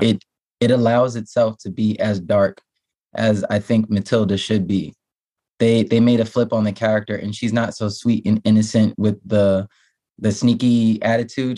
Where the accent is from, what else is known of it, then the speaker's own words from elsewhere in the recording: New York, United States; I'm a New Yorker